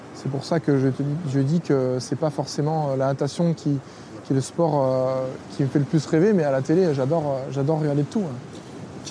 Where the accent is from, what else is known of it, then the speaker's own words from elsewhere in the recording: Lyon, Auvergne-Rhône-Alpes, France; je suis, lyonnais. J'ai été bercé à, à Gerland